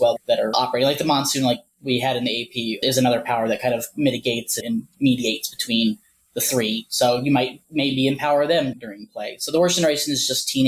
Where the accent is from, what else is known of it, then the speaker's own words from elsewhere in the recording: Ohio, United States; moved away; also born or lived in Arizona; I moved from Ohio, which is where I'm originally from, to Arizona in about 2008